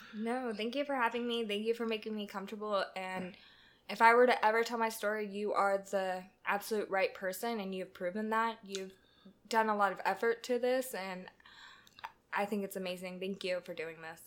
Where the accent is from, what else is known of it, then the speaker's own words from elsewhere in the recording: Southern California, United States; moved away as an adult; now in Atlanta, United States; I am from Southern California.